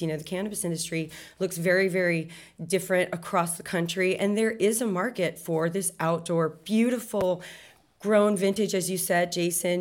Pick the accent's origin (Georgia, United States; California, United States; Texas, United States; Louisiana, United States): Texas, United States; I'm from Texas